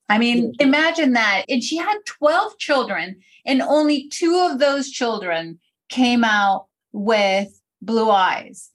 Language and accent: English; Venezuela; now in United States; when I was growing up in Venezuela, I was born in Venezuela and I wasn't even in the US yet.